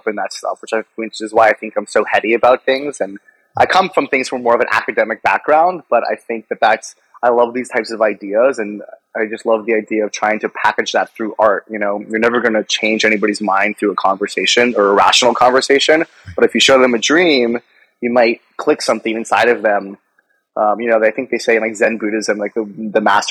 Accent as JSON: {"language": "English", "town": "Atlanta", "region": "Georgia", "country": "United States", "tie": "born or raised there", "also_born_or_lived": "Colorado", "moved": "yes", "said": "I grew up in Atlanta, Georgia. I used to also live in Colorado"}